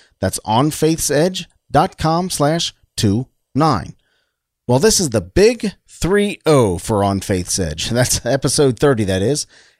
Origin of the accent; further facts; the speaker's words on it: Cincinnati, Ohio, United States; I'm from Cincinnati, Ohio